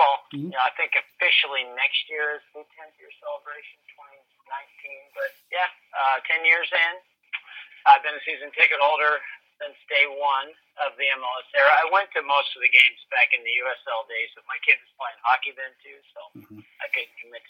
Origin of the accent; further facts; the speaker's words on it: Nebraska, United States; moved away; Now, I moved here in 79. I remember the NASL teams, but I came from Nebraska. We didn't know what soccer was in Nebraska back in the 70s.